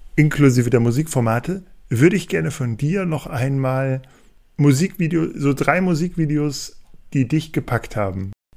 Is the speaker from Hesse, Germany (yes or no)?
no; Hanover, Lower Saxony, Germany; als Hannoveraner